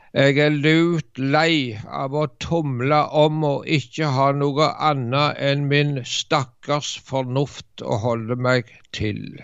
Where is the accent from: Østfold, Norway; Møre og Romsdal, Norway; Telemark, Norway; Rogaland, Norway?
Rogaland, Norway; Varhaug; Jeg husker det var vekkelse på Varhaug, der jeg vokste opp